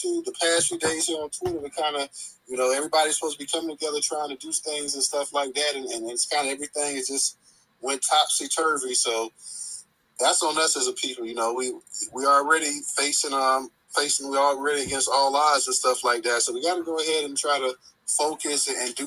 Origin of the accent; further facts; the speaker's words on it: Florida, United States; I've been born and bred in Florida. I'm 4 or 5 generations deep in this, being a Floridian